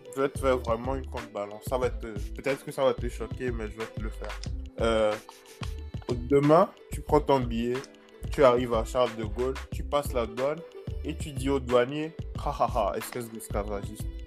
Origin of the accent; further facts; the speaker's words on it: Togo; moved away as an adult; j'ai fait juste de la maternelle jusqu'en terminale au Togo.